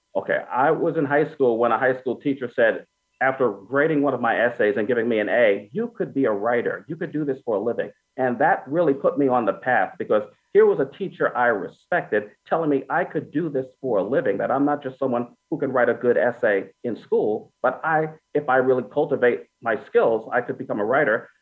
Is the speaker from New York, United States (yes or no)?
yes; New York City, New York, United States; I grew up in Brooklyn, New York